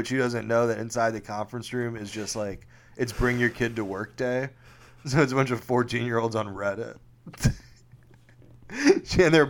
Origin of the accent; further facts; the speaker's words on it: the South, United States; oh, I'm from the South. I don't know about insider trading.